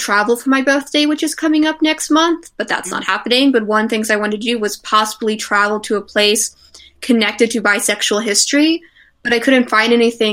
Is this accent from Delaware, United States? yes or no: yes; Delaware, United States; I am from Delaware